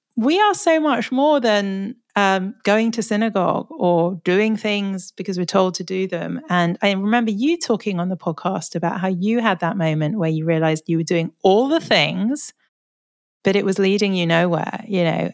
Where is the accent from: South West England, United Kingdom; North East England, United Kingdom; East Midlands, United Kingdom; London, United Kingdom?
London, United Kingdom; I'm sort of born and bred Londoner